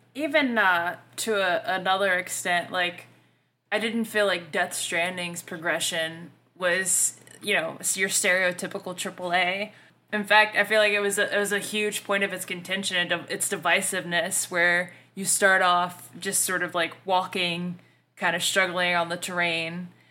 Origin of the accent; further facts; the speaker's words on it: the South, United States; accent: Southern; I'm from the South. Like, I realize I fuck up shit with my accent